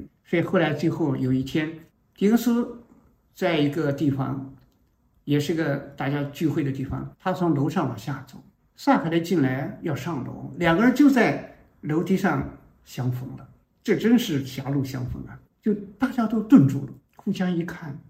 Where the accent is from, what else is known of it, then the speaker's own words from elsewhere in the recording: China; 这就是我们中国人一个农民，从来没人做这件事